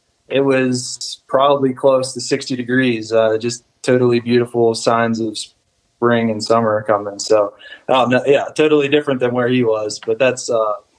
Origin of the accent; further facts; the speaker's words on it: Pennsylvania, United States; moved away as an adult; now in Colorado, United States; Born and raised in Pennsylvania, and kind of grew up like you guys, chasing white tails and turkeys out there in Appalachia. And my wife and I just needed a change of scenery about 2 years ago. We made the move out here.